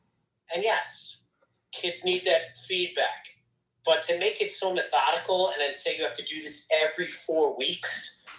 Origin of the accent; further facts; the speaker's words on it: Long Island, New York, United States; I'm born and raised on Long Island